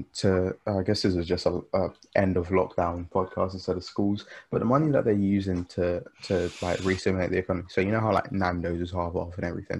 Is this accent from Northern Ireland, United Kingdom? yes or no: no; London, United Kingdom; As a Londoner